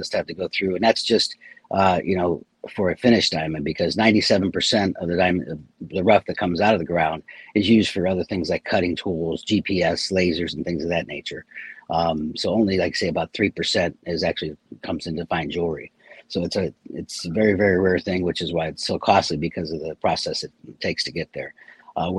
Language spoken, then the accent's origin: English; Ohio, United States; moved away as an adult; also born or lived in Pennsylvania; now in Estero, United States; I'm from Ohio originally